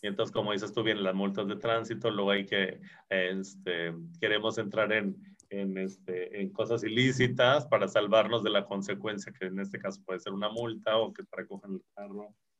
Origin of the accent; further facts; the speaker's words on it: Mexico; como buenos mexicanos